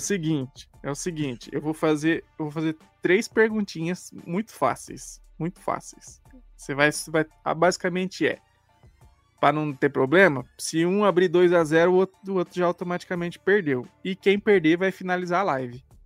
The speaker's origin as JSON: {"language": "Portuguese", "country": "Brazil", "said": "a gente é brasileiro"}